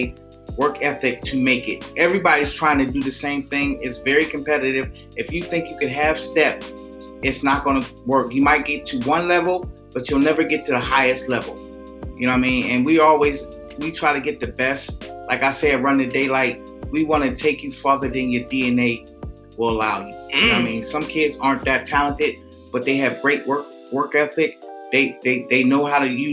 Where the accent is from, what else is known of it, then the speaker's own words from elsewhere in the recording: Pittsburgh, Pennsylvania, United States; I'm from Pittsburgh